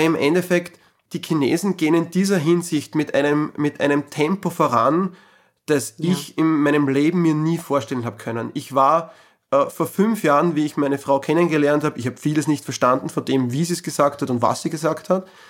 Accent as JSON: {"language": "German", "country": "Austria", "said": "bei uns in Österreich"}